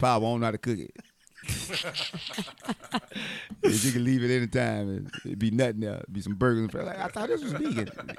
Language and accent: English; Georgia, United States; I'm from Georgia.